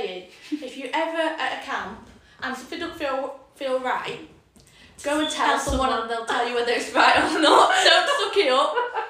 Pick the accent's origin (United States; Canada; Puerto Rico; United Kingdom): United Kingdom; we're British polite.